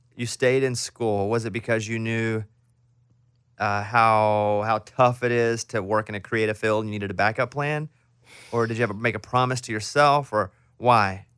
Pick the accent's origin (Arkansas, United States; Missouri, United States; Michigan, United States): Arkansas, United States; moved away; I'm from Arkansas. We grew up near the same town.